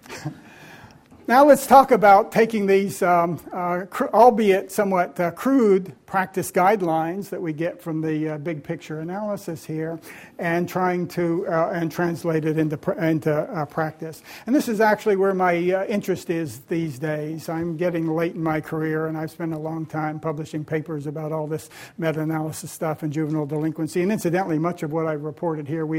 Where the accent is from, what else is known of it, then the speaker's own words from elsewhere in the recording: Tennessee, United States; my home state of Tennessee